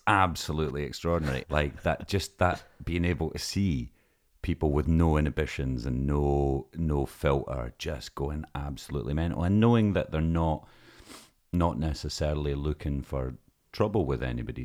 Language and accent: English; Lossiemouth, Scotland, United Kingdom; we're from Lossy Mouth